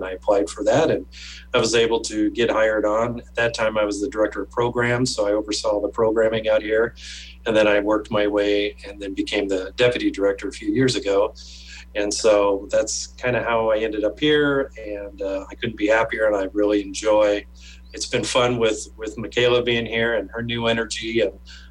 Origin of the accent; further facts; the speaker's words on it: Lincoln, Nebraska, United States; I've lived in Lincoln most of my life. I was born and raised here.